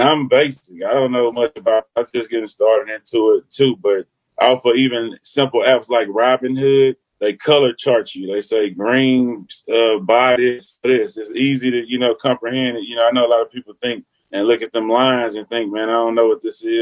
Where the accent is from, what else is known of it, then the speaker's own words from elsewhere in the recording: Houston, Texas, United States; I was from the North Side